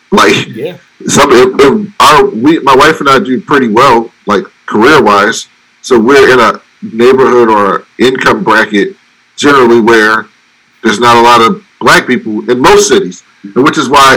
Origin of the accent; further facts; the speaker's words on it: Baltimore, Maryland, United States; I'm from Baltimore.